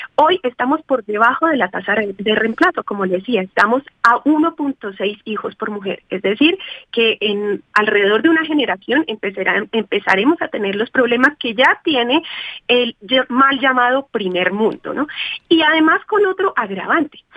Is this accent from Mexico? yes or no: no; Colombia; como lo que somos colombianos